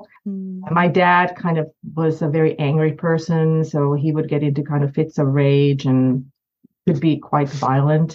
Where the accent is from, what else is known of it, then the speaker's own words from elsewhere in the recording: Finland; moved away as an adult; now in Kansas City, United States; I'm actually from Finland, where I was born and raised